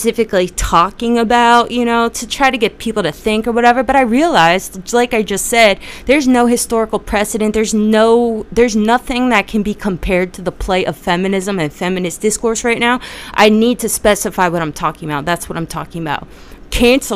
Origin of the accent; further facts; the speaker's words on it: New Jersey, United States; I'm from Jersey